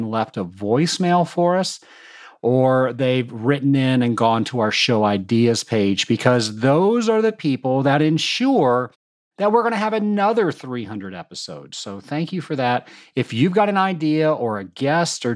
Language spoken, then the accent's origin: English; Atlanta, Georgia, United States; right here in my hometown of Atlanta, Georgia